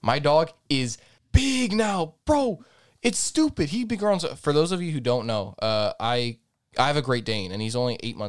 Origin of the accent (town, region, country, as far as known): Azores, Portugal